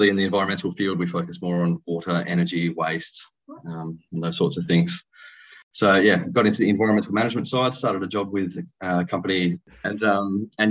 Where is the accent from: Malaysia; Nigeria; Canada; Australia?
Australia; Perth, Western Australia; I was born and raised in Perth